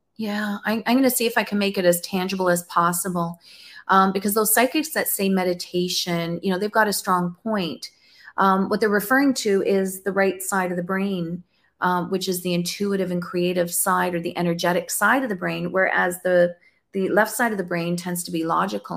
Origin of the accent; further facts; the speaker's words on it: Canada; I'm from Canada. I'm in Ontario.